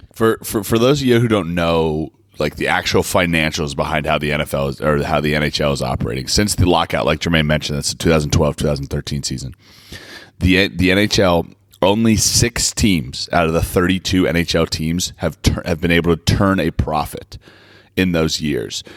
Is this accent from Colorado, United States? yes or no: yes; Colorado, United States; my years growing up in Colorado